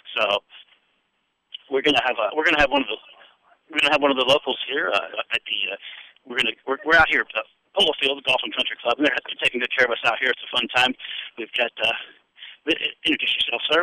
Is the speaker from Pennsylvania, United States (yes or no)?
yes; Pennsylvania, United States; now in Louisville, United States; I'm from Pennsylvania